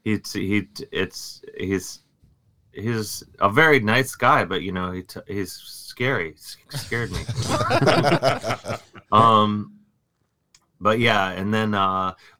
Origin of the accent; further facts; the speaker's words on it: Cleveland, Ohio, United States; I grew up in Cleveland